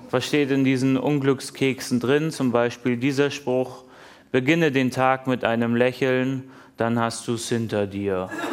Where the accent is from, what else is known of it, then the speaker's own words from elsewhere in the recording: Hamburg, Germany; In meiner Heimatstadt Hamburg